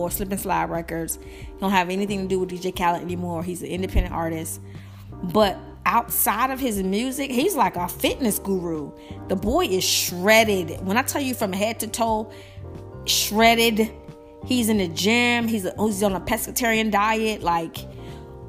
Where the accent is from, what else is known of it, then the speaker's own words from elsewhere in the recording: Alabama, United States; I'm from Alabama.